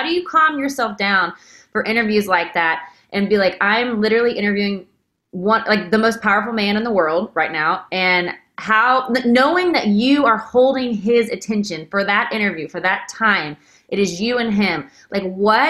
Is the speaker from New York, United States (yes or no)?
no; Waco, Texas, United States; I feel that same way growing up in Waco